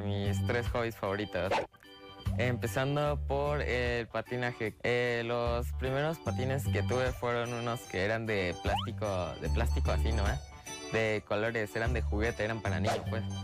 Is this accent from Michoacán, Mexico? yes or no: yes; Morelia, Michoacán, Mexico; vengo de Morelia